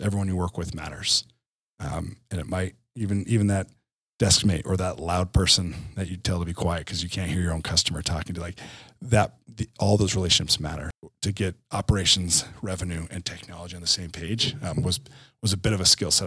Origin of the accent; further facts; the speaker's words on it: New Jersey, United States; moved away as an adult; also born or lived in Utah; born and raised in Jersey, like you said, but then moved to, um, Utah